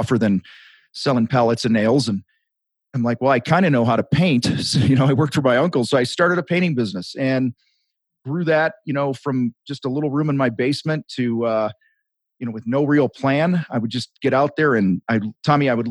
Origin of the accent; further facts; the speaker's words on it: outside of Chicago, Illinois, United States; I grew up outside of Chicago